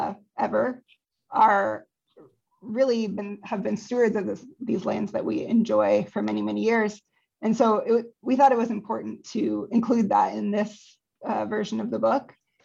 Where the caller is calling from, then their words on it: California, United States; I'm calling in from California on Ketanamuk and Kwaisu land.